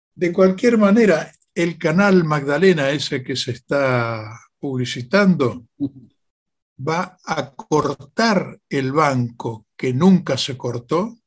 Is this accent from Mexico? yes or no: no; Argentina